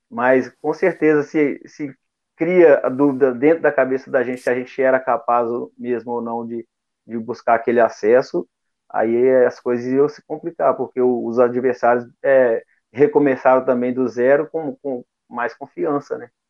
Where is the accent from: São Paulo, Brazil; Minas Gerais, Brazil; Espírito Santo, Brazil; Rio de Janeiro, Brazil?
Minas Gerais, Brazil; Belo Horizonte; Sou mineiro de Belo Horizonte.